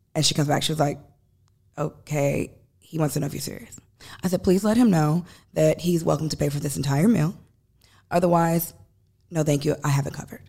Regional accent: Chicago, Illinois, United States; moved away; we're from Chicago

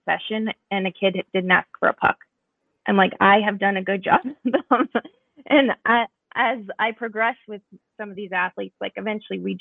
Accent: Arvada, Colorado, United States; moved away as an adult; now in Minnesota, United States; I grew up in Arvada, Colorado.

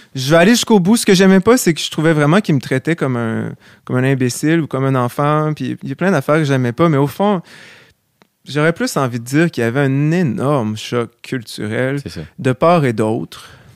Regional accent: Quebec City, Quebec, Canada; also born or lived in Charlevoix; je viens, de Québec, mais j'ai passé énormément de temps à Charlevoix euh, parce que ma grand-mère vient de là

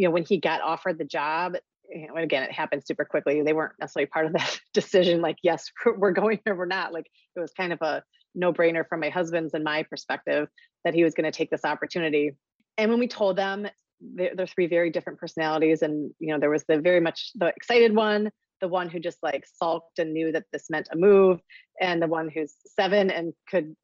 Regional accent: St. Paul, Minnesota, United States; moved away; also born or lived in Kalamazoo, Michigan; I am originally from St. Paul, Minnesota

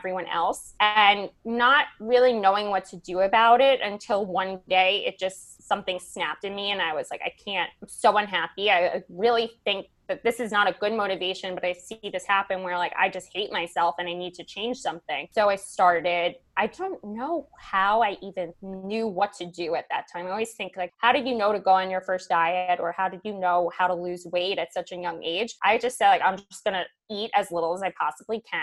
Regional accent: Manhasset, New York, United States; also born or lived in Brooklyn / Syosset; I am from New York. So I grew up in Manhasset for the most part. My parents moved us all around Brooklyn, Manhasset, Syosset, Long Island girl though.

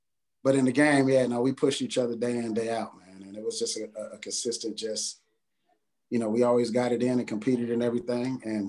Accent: San Jose, California, United States; moved away as an adult; also born or lived in San Diego; I'm from the Bay Area, San Jose.

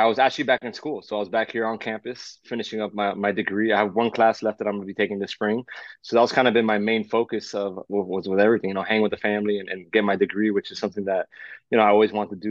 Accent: Miami, Florida, United States; growing up in Miami, I just love sports, and you know, coming from a Cuban background

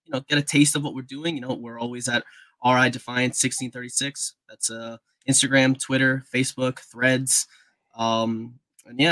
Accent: Rhode Island, United States; my hometown will always have my heart first

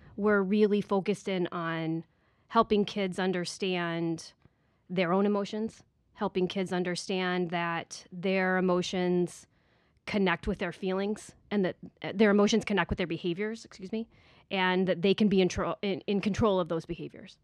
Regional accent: Iowa, United States; moved away as an adult; also born or lived in Indiana; now in Manhattan Beach, United States; I was born and raised in Iowa

